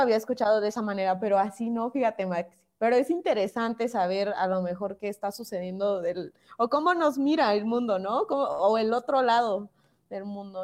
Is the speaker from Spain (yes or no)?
no; Mexico; en muchos lugares fuera de México nos ven y nos distinguen